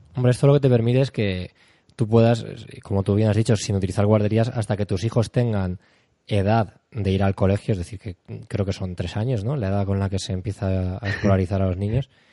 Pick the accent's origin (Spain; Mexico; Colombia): Spain; somos españoles, pero eh, aquí en España